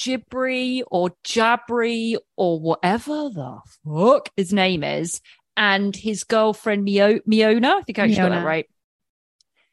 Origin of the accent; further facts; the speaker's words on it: England, United Kingdom; I'm English